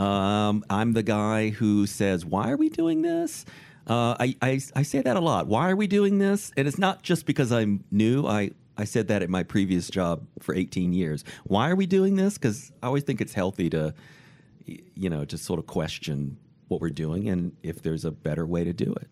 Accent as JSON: {"language": "English", "town": "Richmond", "region": "Virginia", "country": "United States", "also_born_or_lived": "Michigan", "moved": "yes", "said": "I'm from Richmond, Virginia"}